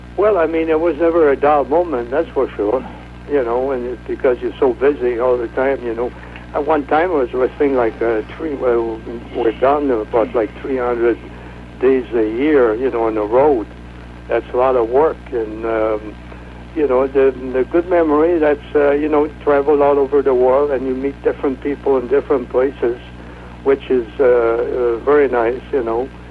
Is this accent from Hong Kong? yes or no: no; Quebec City, Quebec, Canada; moved away as an adult; now in North Carolina, United States; I'm from Quebec City, Canada